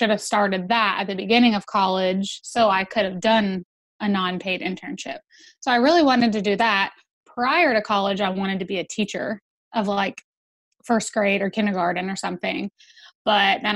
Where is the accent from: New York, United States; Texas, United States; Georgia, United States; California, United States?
Georgia, United States; I grew up in Georgia, so born and raised, been here my whole life